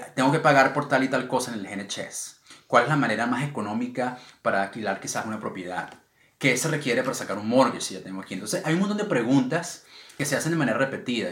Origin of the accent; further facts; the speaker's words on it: Venezuela; now in United Kingdom; nosotros como comunidad venezolana